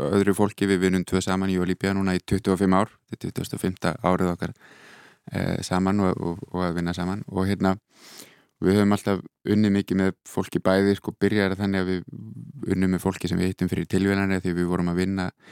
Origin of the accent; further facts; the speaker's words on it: Iceland; also born or lived in Netherlands; now in Berlin, Germany; ég er hérna frá Íslandi